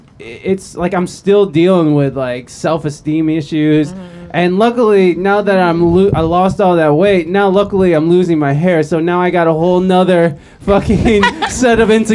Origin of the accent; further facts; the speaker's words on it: Ohio, United States; now in San Diego, United States; I'm from Ohio, so we had terrible winters.